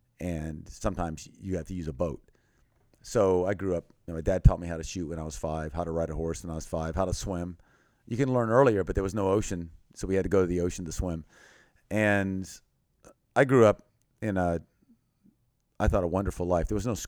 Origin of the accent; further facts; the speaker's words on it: western Thailand, Thailand; also born or lived in Texas, United States; Well, I was born in Texas, and then when I was 9 months old, my parents went to Thailand, and I went with them.